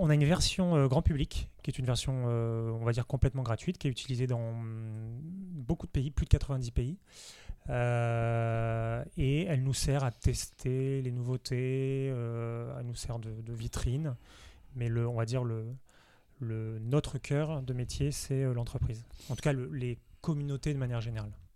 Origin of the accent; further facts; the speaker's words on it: Nice, Provence-Alpes-Côte d'Azur, France; now in Paris, France; je suis originaire de Nice